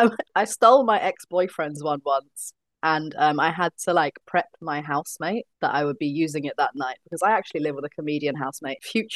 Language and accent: English; London, United Kingdom; I was born and raised in South London, but Crystal Palace, not too far away.